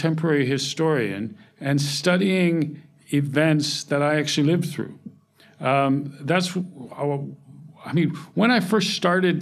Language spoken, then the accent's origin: English; San Diego, California, United States; accent: American; moved away as an adult; also born or lived in Walla Walla, Washington / Edinburgh; now in St Andrews, United Kingdom; as you can tell from my accent, I'm American. I grew up in San Diego, California